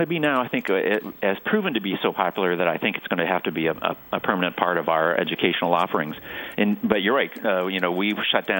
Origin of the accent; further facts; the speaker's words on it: Cleveland, Ohio, United States; moved away; I grew up outside Cleveland in, you know, in the 60s and even earlier than